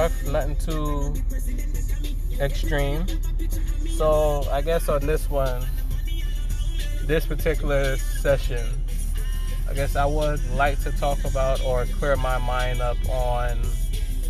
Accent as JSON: {"language": "English", "town": "New York City", "region": "New York", "country": "United States", "tie": "born or raised there", "said": "From New York City, family's from Jamaica, so I have a Caribbean background."}